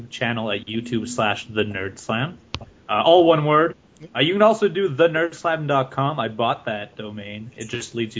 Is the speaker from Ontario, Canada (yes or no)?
yes; Ottawa, Ontario, Canada; English is a second language; my hometown, Ottawa